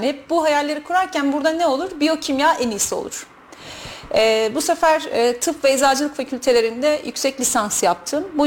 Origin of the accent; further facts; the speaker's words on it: Kayseri Province, Turkey; Ee, Kayseri'de doğdum, Kayseri'de büyüdüm. Türkiye'nin farklı şehirlerinde yaşadım bir müddet.